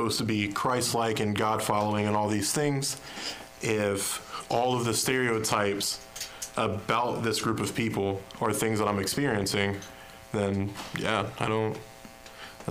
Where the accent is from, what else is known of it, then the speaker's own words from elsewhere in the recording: Ironton, Ohio, United States; born and raised in Ironton, Ohio